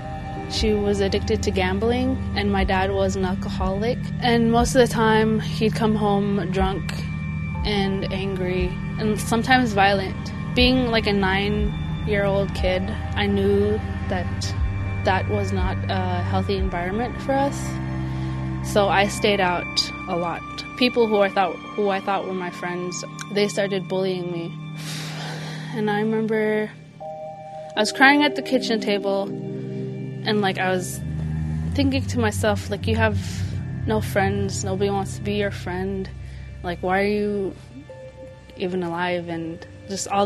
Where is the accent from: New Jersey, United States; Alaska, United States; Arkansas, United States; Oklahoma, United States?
Alaska, United States; Chevak; I'm from Chivac